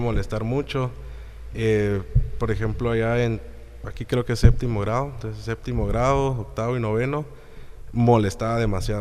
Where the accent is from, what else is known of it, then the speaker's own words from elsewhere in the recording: Guatemala; soy guatemalteco